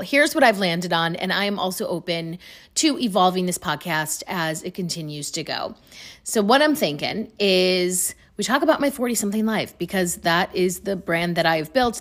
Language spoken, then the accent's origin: English; Chicago, Illinois, United States; I'm from Chicago